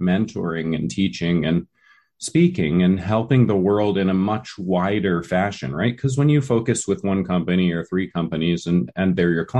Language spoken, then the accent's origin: English; Vermont, United States; me growing up in Vermont